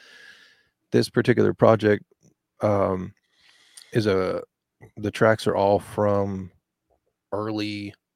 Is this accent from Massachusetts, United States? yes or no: no; Texas, United States; as a Texan